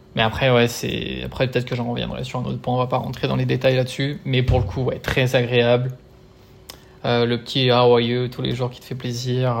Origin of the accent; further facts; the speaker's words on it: Lyon, Auvergne-Rhône-Alpes, France; moved away as an adult; also born or lived in Brisbane, Australia; now in Australia; je suis de Lyon de base